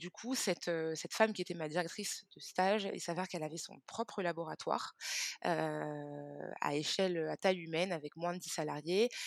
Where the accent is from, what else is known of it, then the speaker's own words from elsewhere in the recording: Cameroon; Donc, comme je le disais, moi, je suis originaire du Cameroun.